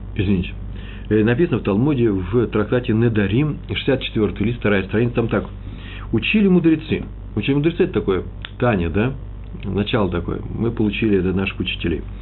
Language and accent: Russian; Russia; now in Jerusalem, Israel; мы из России